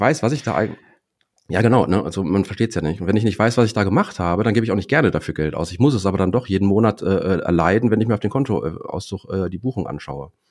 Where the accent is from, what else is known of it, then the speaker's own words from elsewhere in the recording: Dortmund, North Rhine-Westphalia, Germany; komme aus Dortmund, bin selber zweifacher Vater, 45 Jahre alt.